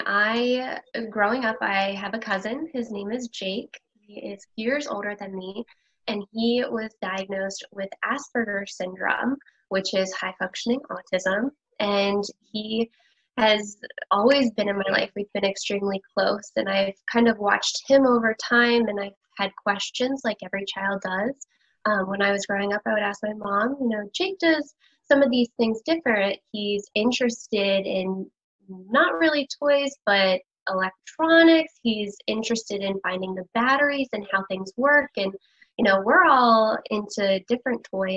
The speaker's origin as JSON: {"language": "English", "region": "Pennsylvania", "country": "United States", "said": "I'm from Pennsylvania"}